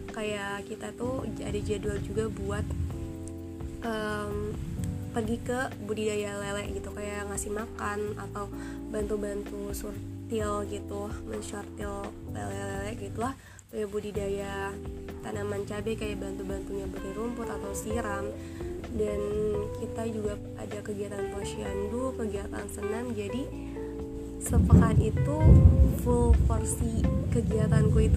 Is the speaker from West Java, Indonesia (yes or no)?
no; Tangerang, Banten, Indonesia; aku sama teman-teman aku KKM di rumahku sendiri ya di kampungku sendiri di Tangerang